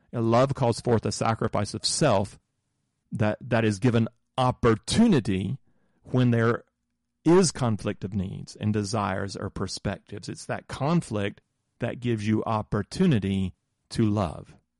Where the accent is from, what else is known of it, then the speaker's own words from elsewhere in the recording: southern United States, United States; I grew up in the Moravian Church in the southern United States